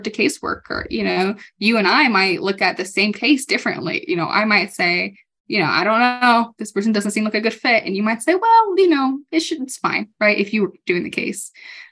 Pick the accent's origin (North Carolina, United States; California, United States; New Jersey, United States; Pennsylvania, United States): California, United States; now in Colorado, United States; I'm from California